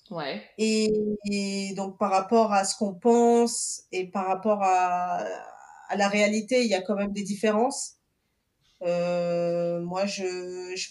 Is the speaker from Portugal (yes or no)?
yes; Portugal; born there; donc je suis originaire du Cap Vert. Je suis née au Portugal d'origine capverdienne.